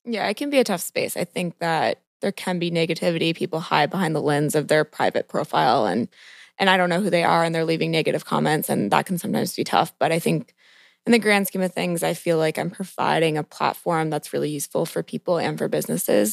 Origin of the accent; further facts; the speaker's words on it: Montgomery County, just outside Washington, D.C., Maryland, United States; I grew up in Montgomery County, so just outside the D C border, And basically, I was born and raised in the city, never really left